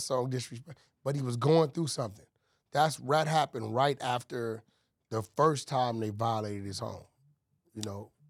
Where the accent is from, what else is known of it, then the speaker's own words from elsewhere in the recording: California, United States; growing up in California